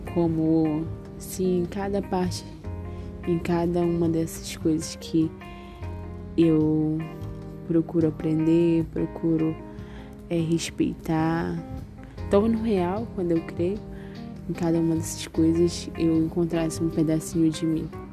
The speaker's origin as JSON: {"language": "Portuguese", "town": "Macapá", "region": "Amapá", "country": "Brazil", "said": "sou de Macapá e moro em Macapá."}